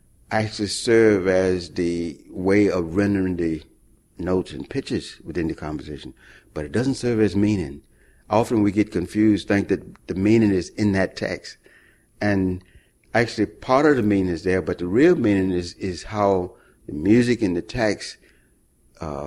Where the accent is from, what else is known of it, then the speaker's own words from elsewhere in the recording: Mississippi, United States; moved away; I was born in Mississippi